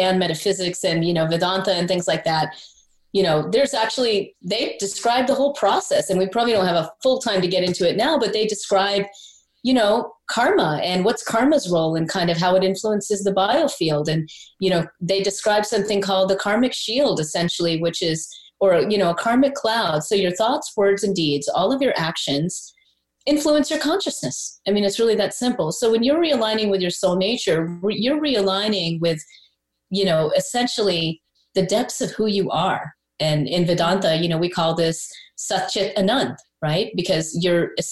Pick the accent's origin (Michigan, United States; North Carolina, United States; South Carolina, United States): South Carolina, United States; I'm East Indian. I was born in South Carolina. All my friends were Baptist Christian